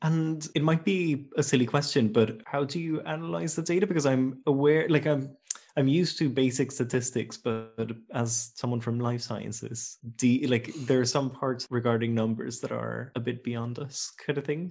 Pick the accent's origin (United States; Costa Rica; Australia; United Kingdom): Costa Rica; moved away; I'm from Costa Rica, so it's a very tropical place